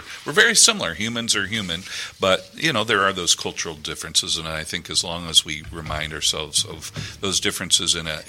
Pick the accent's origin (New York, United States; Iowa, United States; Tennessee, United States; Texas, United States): Iowa, United States; I grew up in Iowa